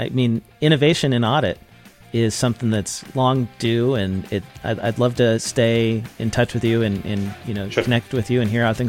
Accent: Irvine, California, United States; I grew up in Irvine. I went to elementary school there.

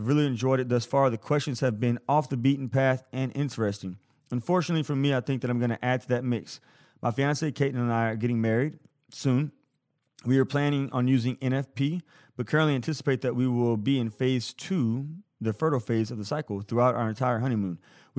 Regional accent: Tennessee, United States; I'm from Tennessee, call those sweetened carbonated beverages that those in some other areas of the country referred to as pop or soda. Likely because of the strong influence of the Coca-Cola company in the South, this is what we did in Tennessee growing up.

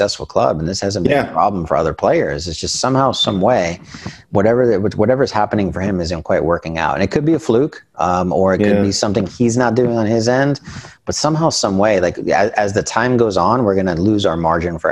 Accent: New York, United States; now in Los Angeles, United States; I'm from New York originally, but out in LA.

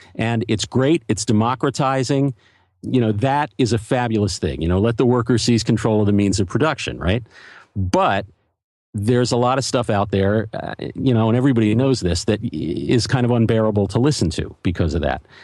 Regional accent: Philadelphia, Pennsylvania, United States; also born or lived in New York; now in Los Angeles, United States; I grew up in Philadelphia

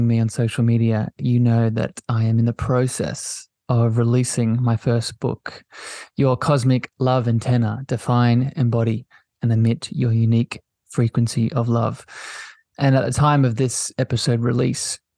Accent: Australia; If it wasn't obvious by the lovely accent, I'm from Australia. I live down under on the East Coast.

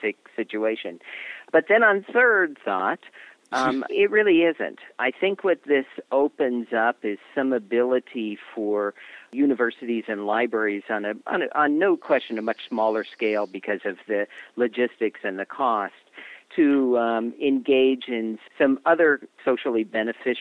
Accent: Los Angeles, California, United States; moved away; I really recently relocated to my hometown of Los Angeles

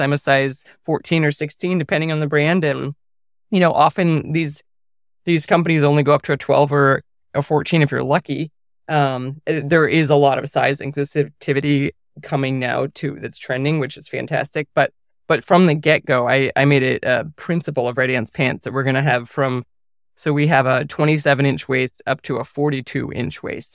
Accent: Cornwall, Connecticut, United States; moved away as an adult; also born or lived in New Brunswick, Canada; now in Montana, United States; we moved back down to family farmland in rural Connecticut, so a little town called Cornwall, Connecticut, in the northwest corner.

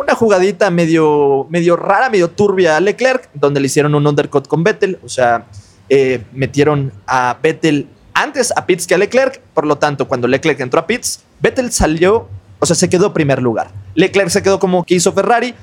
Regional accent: Mexico; nosotros como mexicanos

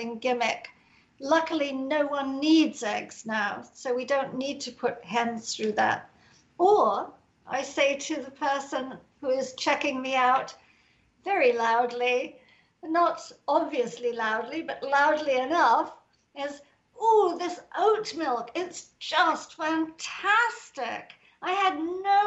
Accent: England, United Kingdom; I'm English

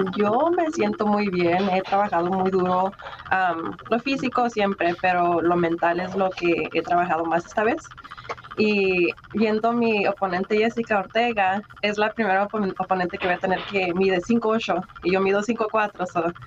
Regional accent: Chaparral, New Mexico, United States; also born or lived in El Paso, Texas; crecí en un este un little town ahí enseguida como 15 minutos norte a Nuevo México. Eh, se llama Chaparral, Nuevo México

